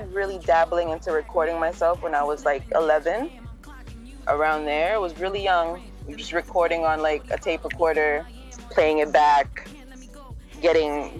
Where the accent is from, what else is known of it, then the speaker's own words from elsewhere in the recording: San Francisco, California, United States; also born or lived in Philippines; now in New York, United States; I'm initially from San Francisco, so I'm from the West Coast in California.